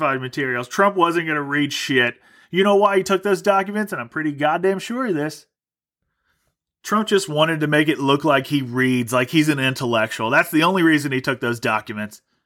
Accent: United States; I'm an American.

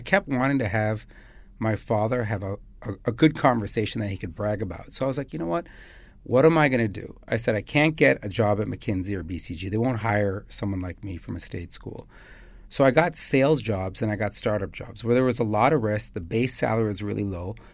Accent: Chicago, Illinois, United States; moved away as an adult; now in Dubai, United Arab Emirates; I'm from Chicago

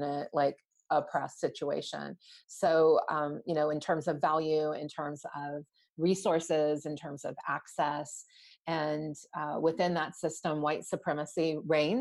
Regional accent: New Orleans, Louisiana, United States; moved away; growing up in New Orleans, where there weren't that many Indian families

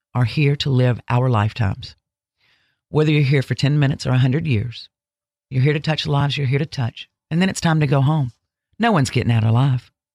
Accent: Ocean Springs, Mississippi, United States; also born or lived in Alabama; I'm originally from Alabama, but I grew up in Ocean Springs, Mississippi

